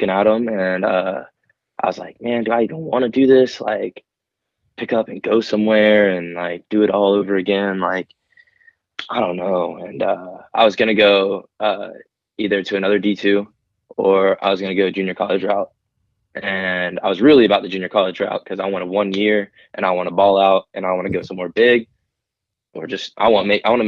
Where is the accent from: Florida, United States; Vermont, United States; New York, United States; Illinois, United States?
Florida, United States; Lakeland; growing up in Polk County, Lakeland